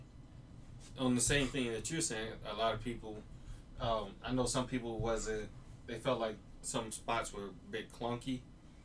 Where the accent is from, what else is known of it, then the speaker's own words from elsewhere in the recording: Chicago, Illinois, United States; I'm from Chicago